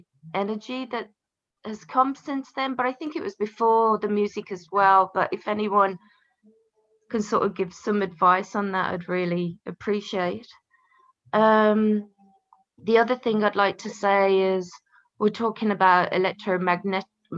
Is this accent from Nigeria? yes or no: no; England, United Kingdom; I grew up here and in England, in this house